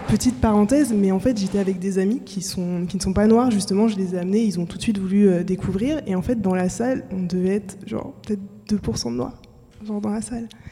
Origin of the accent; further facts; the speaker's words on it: France; also born or lived in French Antilles; je suis des Antilles, mais j'ai grandi en métropole.